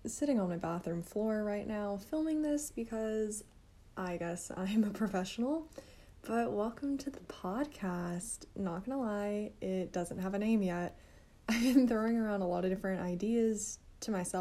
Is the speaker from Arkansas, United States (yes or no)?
yes; Arkansas, United States; I'm a nursing student and I'm from Arkansas